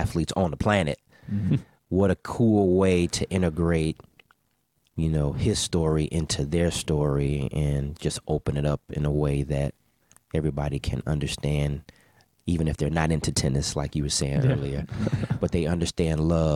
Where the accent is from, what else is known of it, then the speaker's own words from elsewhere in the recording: Bellwood, Illinois, United States; I grew up in Bellwood, Illinois